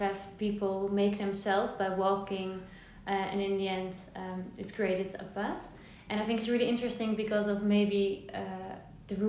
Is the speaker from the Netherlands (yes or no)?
yes; Netherlands; also born or lived in Zwolle / Leiden; I'm from the Netherlands and living here for all my life.